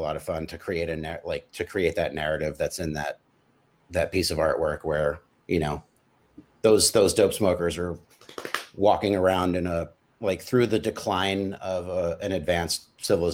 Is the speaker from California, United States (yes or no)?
yes; San Francisco, California, United States; I grew up in San Francisco on a hill called Potrero Hill